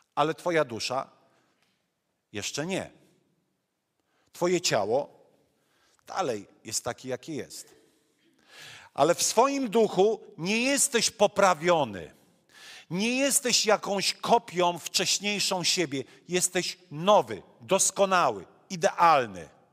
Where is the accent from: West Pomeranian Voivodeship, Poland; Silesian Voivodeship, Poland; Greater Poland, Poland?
Silesian Voivodeship, Poland; accent: Silesian; also born or lived in Masuria; urodziłem się na Mazurach, mieszkam na Śląsku i kiedy miałem półtorej roku, moi rodzice wyjechali na Śląsk